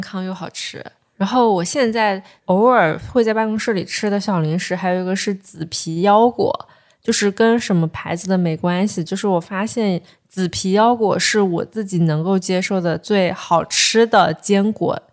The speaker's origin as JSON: {"language": "Chinese", "town": "Ganzhou", "region": "Jiangxi", "country": "China", "said": "我是赣州人"}